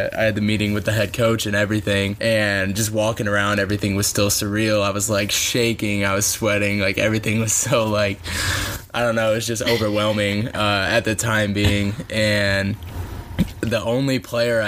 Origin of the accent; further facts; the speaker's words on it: Fort Wayne, Indiana, United States; I am from Fort Wayne, Indiana, which is about 2 hours north of Indianapolis, and I grew up being a Butler